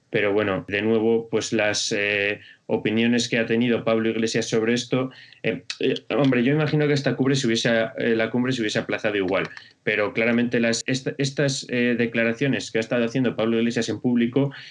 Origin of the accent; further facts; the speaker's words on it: Spain; nos concierne a nosotros como, españoles